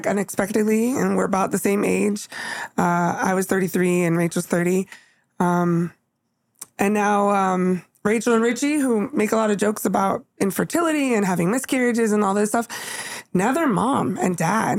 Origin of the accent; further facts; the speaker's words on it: California, United States; moved away; we're from California